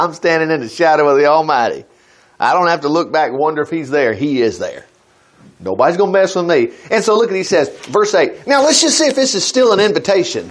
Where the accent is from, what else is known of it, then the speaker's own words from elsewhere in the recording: United States; as an American citizen